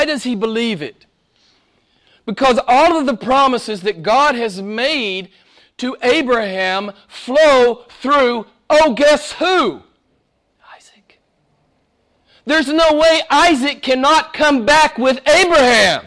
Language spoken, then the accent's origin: English; the Bible Belt, United States; I grew up in the Bible Belt in the States